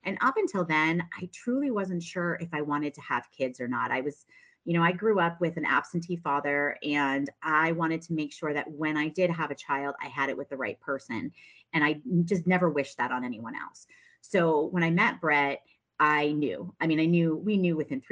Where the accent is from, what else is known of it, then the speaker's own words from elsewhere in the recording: New Hampshire, United States; moved away as an adult; also born or lived in San Diego, California; now in Arizona, United States; I am originally from New Hampshire. I left New Hampshire in 2010 and moved to San Diego, California